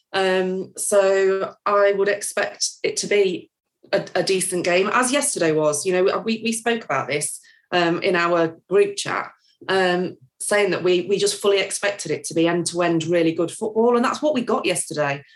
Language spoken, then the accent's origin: English; Nottingham, East Midlands, United Kingdom